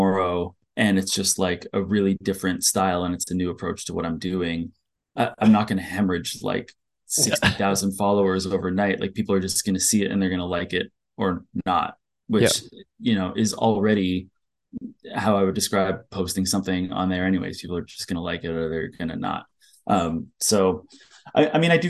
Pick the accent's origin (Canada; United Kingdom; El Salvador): Canada; Ottawa, Ontario; now in Toronto, Canada; I'm from Ottawa